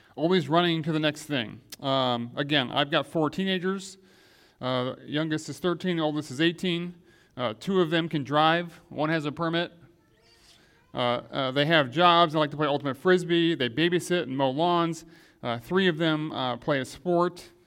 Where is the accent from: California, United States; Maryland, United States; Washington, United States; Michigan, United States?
Michigan, United States; Grand Rapids; when I was growing up in Grand Rapids, Michigan